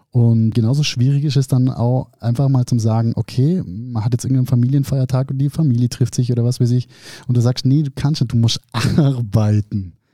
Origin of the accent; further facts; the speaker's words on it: Germany; bei uns in Deutschland